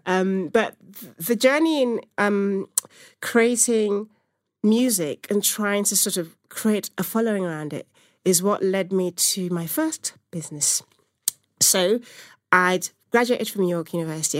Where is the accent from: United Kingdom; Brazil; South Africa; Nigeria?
Nigeria; moved away; I'm from Nigeria originally